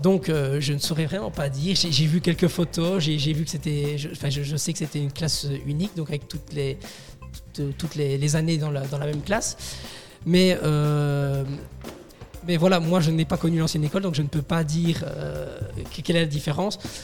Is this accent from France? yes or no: no; Resteigne, Wallonia, Belgium; je viens de, Restaigne. Oui. un petit village dans la commune de Tellin